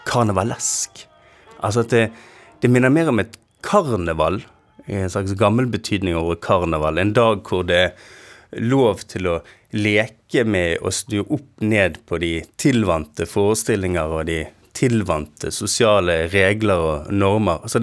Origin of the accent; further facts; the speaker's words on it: Bergen, Vestland, Norway; Eh, man hadde brutt en eller annen sosial spilleregel som man som bergenser ikke var klar over i hovedstaden.